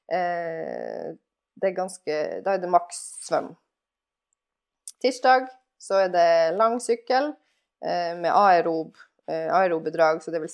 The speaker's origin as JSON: {"language": "Norwegian", "town": "Alta", "region": "Finnmark", "country": "Norway", "said": "Det høres kanskje merkelig ut siden jeg er fra Alta og er vant til å kulde og sånn der, men, eh, men eh, jeg føler at jeg har fått min del med kulde. Sånn eh, ti grader er jo sommertemperatur i Alta."}